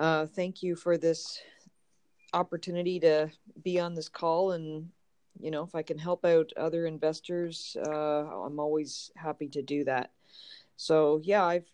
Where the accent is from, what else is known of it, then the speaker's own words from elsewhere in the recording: Canada; moved away as an adult; now in Los Angeles, United States; I was born and raised in Canada, and I moved about 12 years ago.